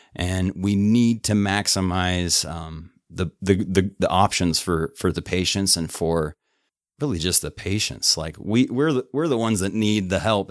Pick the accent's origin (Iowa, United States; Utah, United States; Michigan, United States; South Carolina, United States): Utah, United States; Lewiston; I grew up in a little farm town of about a thousand five hundred at Lewiston, Utah